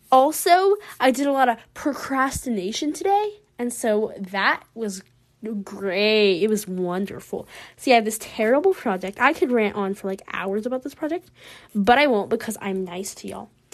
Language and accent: English; the American South, United States; accent: Southern American; my Southern American accent